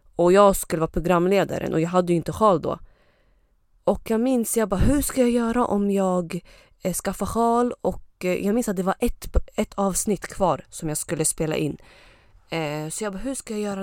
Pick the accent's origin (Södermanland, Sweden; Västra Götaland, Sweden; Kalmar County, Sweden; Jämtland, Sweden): Jämtland, Sweden; Östersund; also born or lived in Lebanon / Uppsala; jag har ursprung från Libanon men jag kom till Sverige när jag var typ ett och ett halvt eller två år. Eh, och eh, sen dess så har jag bott i, vad heter det, Östersund